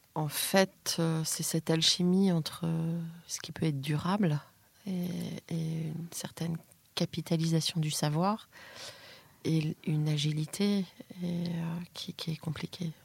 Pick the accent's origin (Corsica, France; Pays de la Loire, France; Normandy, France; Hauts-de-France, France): Pays de la Loire, France; Nantes; j'ai grandi à Nantes